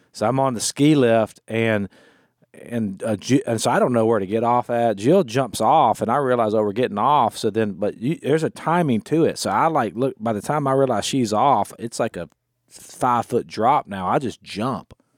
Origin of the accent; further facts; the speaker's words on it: United States; also born or lived in Florida / Louisiana; I grew up in Florida slash Louisiana